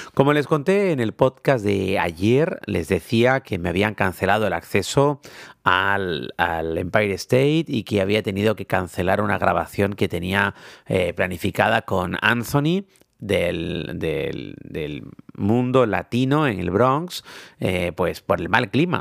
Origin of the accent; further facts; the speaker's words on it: Tenerife, Canary Islands, Spain; soy de Tenerife